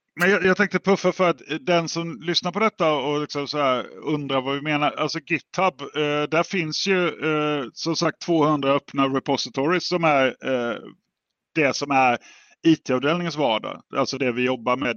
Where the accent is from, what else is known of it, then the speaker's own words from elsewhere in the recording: Jönköping area, Jönköping County, Sweden; jag är ju från Jönköpingsområdet